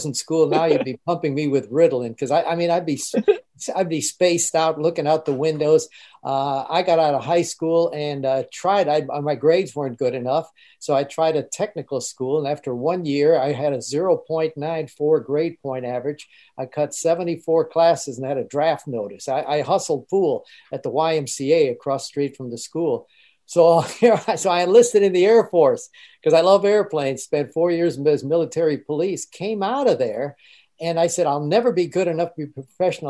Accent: Germany; moved away; I grew up, I was born in Germany.

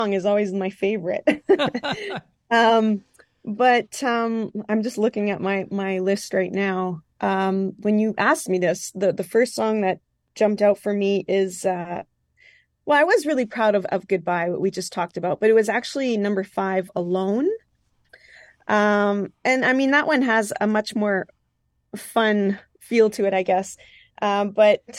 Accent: Île-des-Chênes, Manitoba, Canada; first language French; English is a second language; I was raised in Île-de-Chêne, Manitoba. I'm, you know, French speaking. It was my first language as a child.

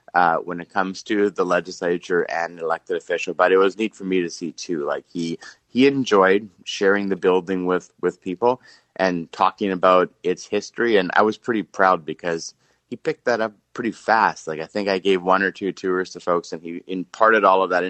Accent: Steinbach, Manitoba, Canada; growing up in Steinbach

